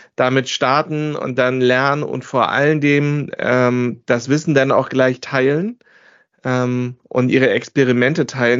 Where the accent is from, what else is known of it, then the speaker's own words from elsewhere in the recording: the North, Northern Germany, Germany; wir äh, kommen alle aus dem Norden.